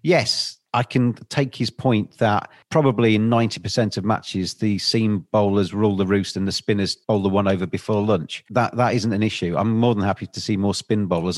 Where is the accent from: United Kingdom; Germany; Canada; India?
United Kingdom; England; as an English person